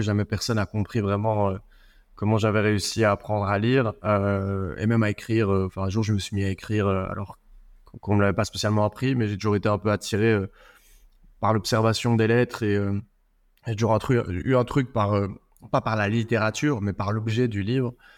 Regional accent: Belgium; chez nous, en Belgique

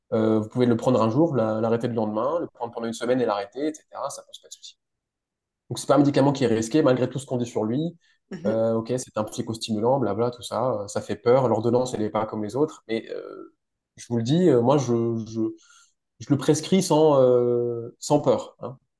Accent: France; moved away as an adult; also born or lived in Strasbourg; now in Switzerland; Je suis français

